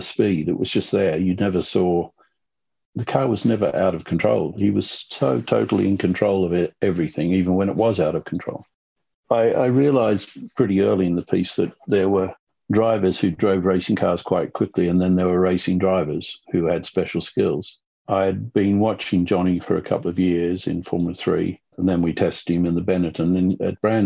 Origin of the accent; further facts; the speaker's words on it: Sydney, New South Wales, Australia; when I was growing up in Sydney